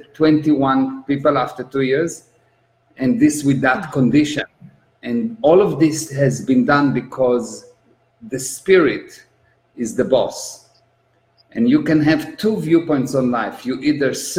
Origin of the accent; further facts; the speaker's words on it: Israel; I'm an Israeli. I was born in Israel